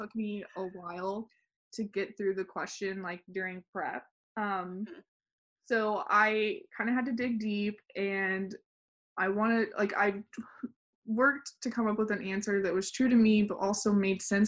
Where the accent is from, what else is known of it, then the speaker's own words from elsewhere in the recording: West Texas, United States; moved away as an adult; now in San Antonio, United States; I grew up in West Texas oil field